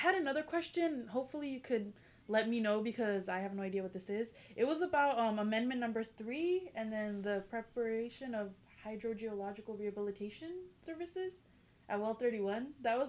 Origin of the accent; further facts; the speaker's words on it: Kerman, California, United States; I was in my hometown, Kerman